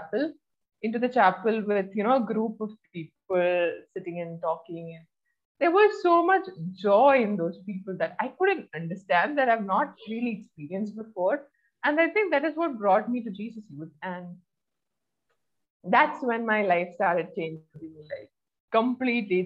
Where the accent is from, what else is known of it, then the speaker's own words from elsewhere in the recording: Oman; also born or lived in Kerala, India; I was born in Kerala, but I was brought up in Oman